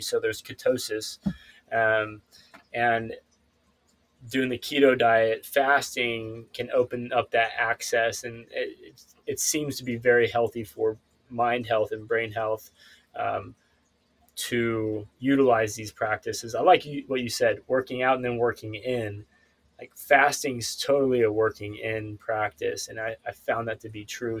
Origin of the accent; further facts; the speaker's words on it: Ozark Mountains, Northwest Arkansas, United States; now in California, United States; I'm actually moving from California back home to Arkansas next month. Uh, so I'll be moving to Northwest Arkansas the Ozarks